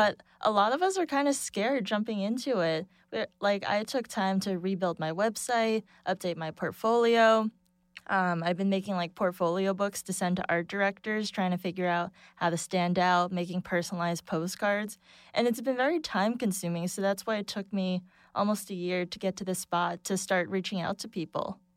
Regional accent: Boston, Massachusetts, United States; moved away as an adult; also born or lived in Saint Louis / Chelsea, New York; now in New York, United States; grew up in Boston, went to school in Saint Louis, and now I live in Chelsea

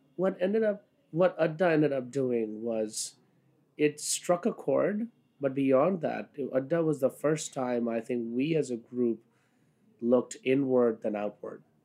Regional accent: Kolkata, West Bengal, India; now in New York City, United States; I was born in Calcutta. Uh, that's what it was called then. Now it's called Kolkata, um, and moved here in 1996

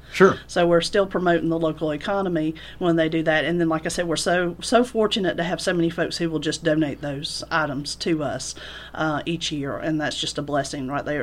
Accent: Orchard Hill, Georgia, United States; also born or lived in Griffin, Georgia; I am a Griffin native. I, I was born here in Griffin. I grew up in Orchard Hill.

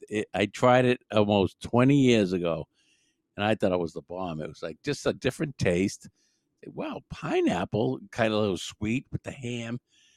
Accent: Brookline, Massachusetts, United States; also born or lived in South Shore, Massachusetts; I grew up in Brookline, which is like on the border

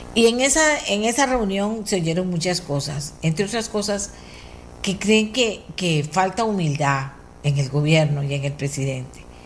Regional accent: Costa Rica; nosotros somos ticos también

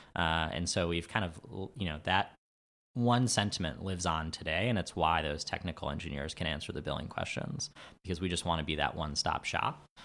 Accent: New York City, New York, United States; I'm from New York. I'm from Queens.

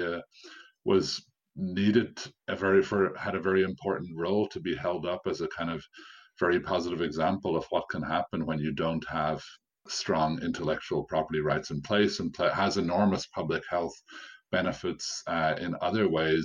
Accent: Ireland; I'm obviously speaking as a foreigner. I'm from Ireland

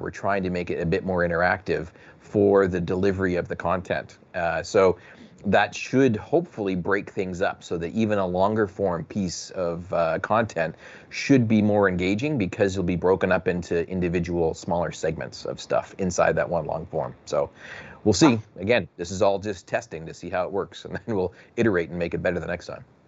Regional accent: Canada; I'm from Canuckistan.

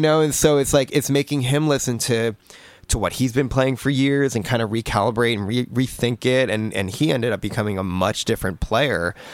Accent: New Jersey, United States; moved away as an adult; I grew up in New Jersey my whole, my whole life. I'd lived there my whole life

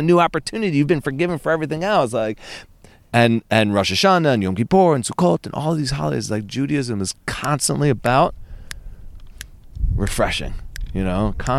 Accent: Princeton, New Jersey, United States; born there; also born or lived in Boston / Florida / Buffalo / Philadelphia; I was born in Princeton.

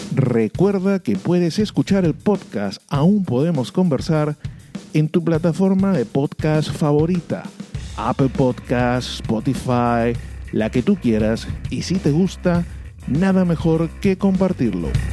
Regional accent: Peru; yo soy peruano

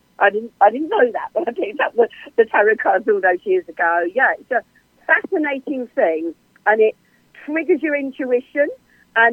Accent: England, United Kingdom; also born or lived in Cambridge, United Kingdom; I'm English. I'm here in Cambridge, UK

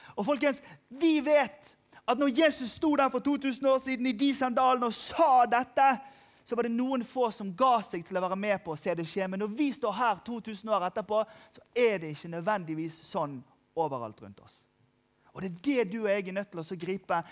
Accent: Norway; jeg er fra Norge

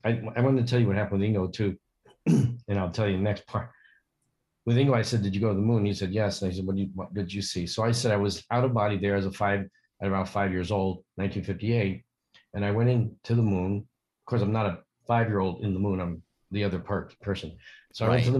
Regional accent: Yonkers, New York, United States; I was born in Yonkers

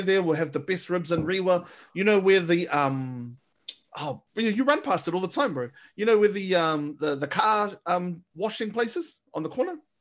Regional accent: Manurewa, Auckland, New Zealand; also born or lived in Clendon; I'm from Manurewa

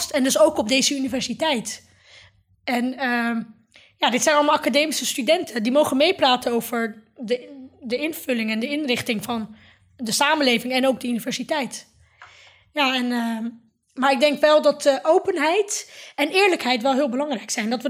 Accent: Netherlands; ik hoor hier, ik ben een Nederlander. Ik ben, naast dat ik moslim ben of Marokkaan, Turks, ben ik ook Nederlander en ik hoor hier thuis.

